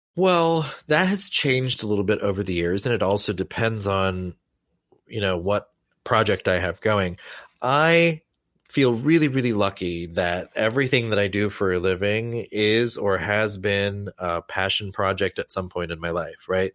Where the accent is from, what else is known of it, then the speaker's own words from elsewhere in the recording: Lawrence, Kansas, United States; I grew up, I grew up in Lawrence, Kansas